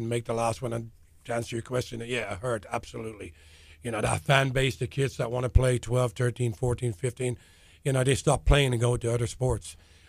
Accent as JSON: {"language": "English", "town": "Dublin", "region": "Leinster", "country": "Ireland", "tie": "born or raised there", "moved": "yes", "lives_now": "Texas, United States", "said": "I am from Dublin, yeah."}